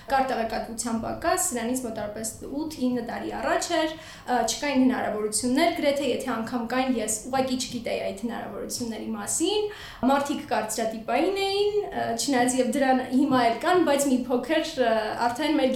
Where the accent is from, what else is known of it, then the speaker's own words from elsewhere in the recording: Talin, Aragatsotn, Armenia; born there; դե ես ծնվել եմ Մարսում, Թալինում մասնավորապես չկան Թալինում խաղհրապարակներ